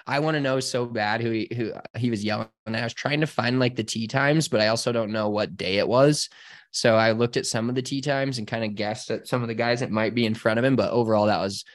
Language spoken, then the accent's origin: English; United States; not growing up in America